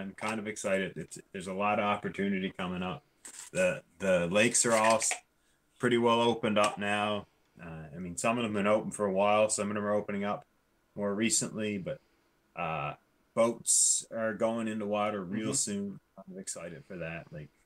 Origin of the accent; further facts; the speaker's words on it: Newfoundland and Labrador, Canada; I grew up in Newfoundland